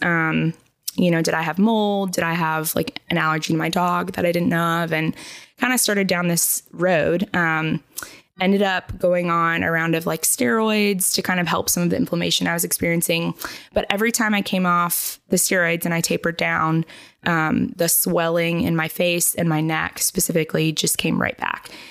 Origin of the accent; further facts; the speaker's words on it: Charlotte, North Carolina, United States; also born or lived in Tennessee; I grew up here in Charlotte